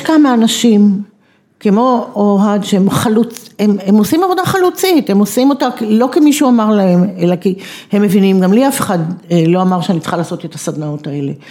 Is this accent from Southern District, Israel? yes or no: yes; Negev, Southern District, Israel; אני באה משם